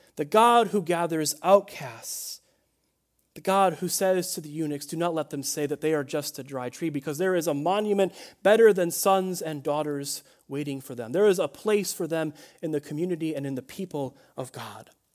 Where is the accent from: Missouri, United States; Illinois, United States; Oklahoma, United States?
Illinois, United States; Chicago; I grew up in Chicagoland, uh, in Illinois